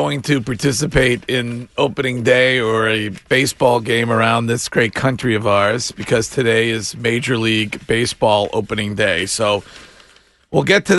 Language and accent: English; Stow, Massachusetts, United States; my hometown, Stowe, Massachusetts